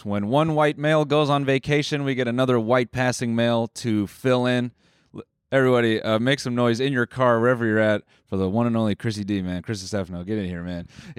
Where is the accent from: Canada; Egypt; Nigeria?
Canada; Toronto, Ontario; I'm from Toronto.